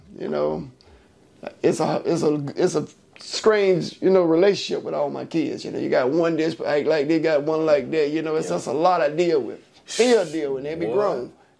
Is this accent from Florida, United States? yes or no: yes; Leesburg, Florida, United States; now in Gainesville, United States; when I was from Leesburg. That's where I'm originally from.